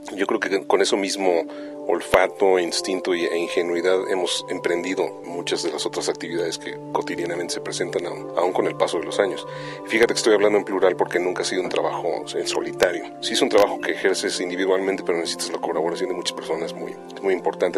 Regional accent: Mexico City, Mexico; soy mexicano del DF

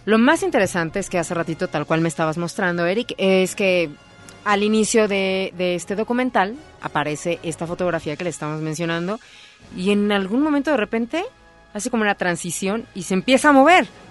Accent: Naucalpan, State of Mexico, Mexico; desde mi pueblo, Naucalpan, bueno, ahí cerca

